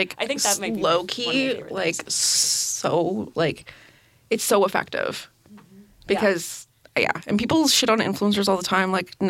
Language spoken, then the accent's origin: English; Timmins, Ontario, Canada; now in Belleville, Canada; Yeah, I'm from Timmins.